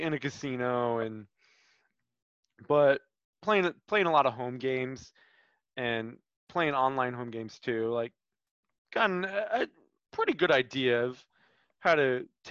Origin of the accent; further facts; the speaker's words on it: Kansas City, United States; Kansas City, my hometown